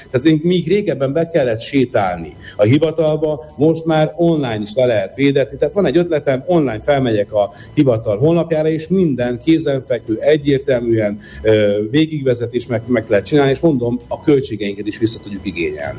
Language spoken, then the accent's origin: Hungarian; Vác, Pest, Hungary; én Vácon nőttem föl